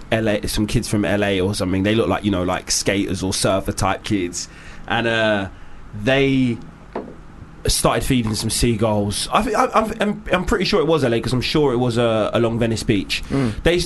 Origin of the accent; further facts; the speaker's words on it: London, United Kingdom; I was born in Homerton Hospital. I lived in Stoke Newington until I was 12. I now live by Shoreditch Park.